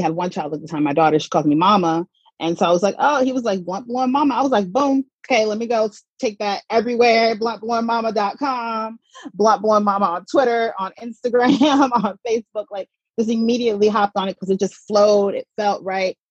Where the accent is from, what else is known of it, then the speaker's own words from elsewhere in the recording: Atlanta, Georgia, United States; moved away as an adult; also born or lived in Mississippi / New York; I was born in Mississippi and I grew up in Atlanta, Georgia